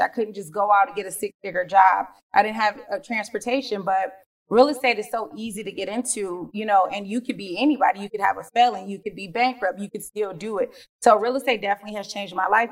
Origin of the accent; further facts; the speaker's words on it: Detroit, Michigan, United States; born and raised in Detroit, Michigan, cold Detroit.